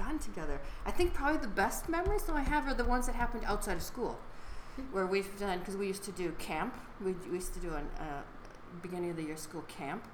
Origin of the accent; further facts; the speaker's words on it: then Chicago, Michigan, United States; moved away as an adult; also born or lived in California / Atlanta, Georgia / Japan / Switzerland; Originally Michigan and then Chicago